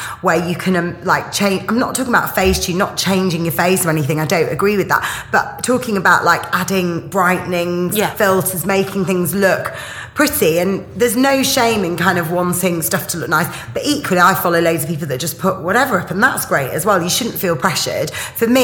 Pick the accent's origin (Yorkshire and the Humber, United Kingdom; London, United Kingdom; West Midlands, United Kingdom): Yorkshire and the Humber, United Kingdom; my family are Greek. I'm from Yorkshire